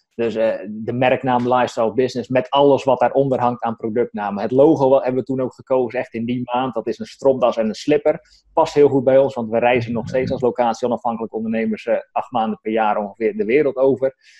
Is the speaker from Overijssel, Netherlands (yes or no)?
no; Strijen, South Holland, Netherlands; moved away as an adult; now in Drenthe, Netherlands; Maar ik kom op veel uit Hoekse Waard, dus onder Rotterdam. Uit Strijen, daar heb ik tot mijn eenentwintigste gewoond